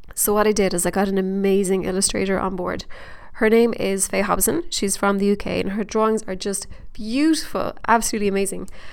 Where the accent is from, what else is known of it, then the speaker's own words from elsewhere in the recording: Ireland; accent: Irish; my Irish accent